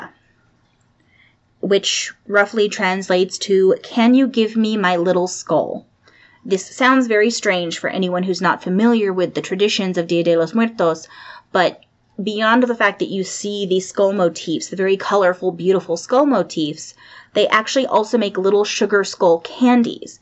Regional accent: San Jose, California, United States; growing up in San Jose here in California

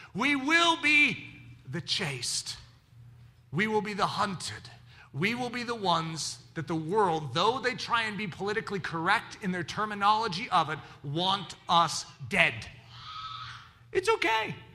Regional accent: United States; I'm an American

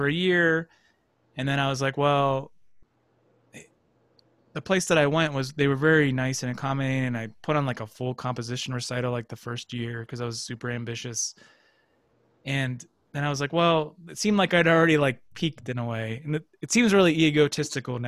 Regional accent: Erie, Pennsylvania, United States; moved away as an adult; also born or lived in New York City; I'm going to get on a bus from Erie and move to New York City

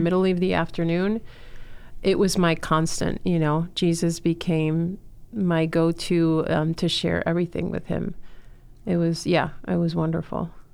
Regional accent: Miami, Florida, United States; also born or lived in Chile; I'm originally from Chile, was born there, and, um, grew up in Miami

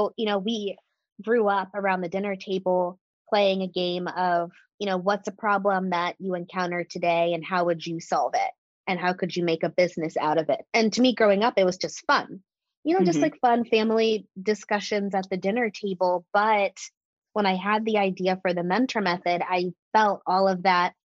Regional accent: Washington, District of Columbia, United States; moved away as an adult; now in Austin, United States; I'm from the DC metro area originally, moved to Austin April 2018

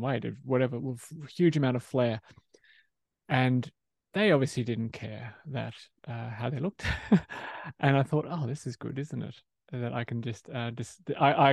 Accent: Australia; moved away as an adult; also born or lived in London; So yes, I am Australian, and I'm returning back to Australia, but feeling perhaps less Australian now

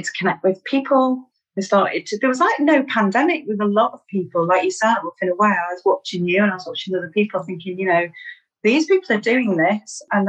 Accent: Manchester, North West England, United Kingdom; accent: Mancunian; I'm from Manchester in the northwest of England. I'm a Mancunian.

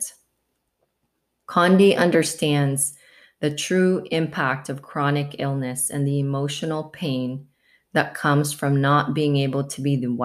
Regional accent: Portland, Oregon, United States; we're both from the Portland, Oregon area

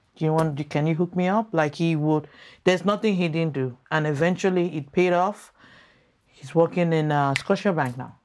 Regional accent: Lagos, Nigeria; moved away as an adult; also born or lived in United States / Maryland; now in Canada; I grew up in First Arc in Nigeria

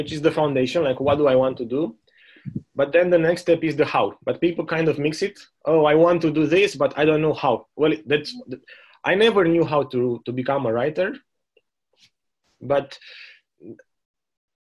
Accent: Romania; moved away as an adult; also born or lived in Germany; now in New Zealand; growing up in Romania

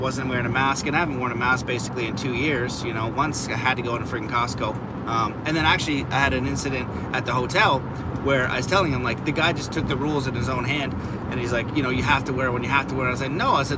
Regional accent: Canada; as a Canadian

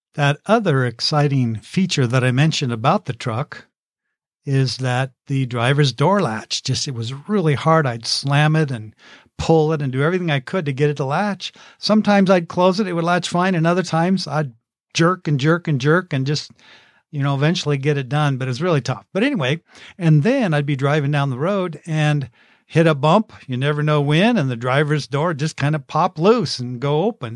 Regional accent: Oak View, California, United States; in my hometown of Oakview, California.

